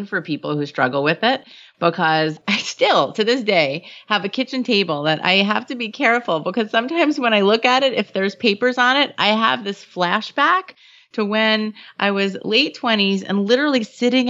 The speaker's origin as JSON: {"language": "English", "region": "New York", "country": "United States", "said": "I'm Jewish and from New York"}